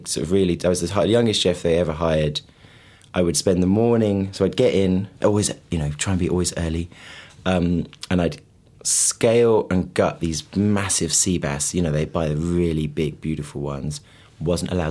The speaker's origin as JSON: {"language": "English", "town": "Birmingham", "region": "West Midlands", "country": "United Kingdom", "said": "I'm from Birmingham, you know, quite in the city"}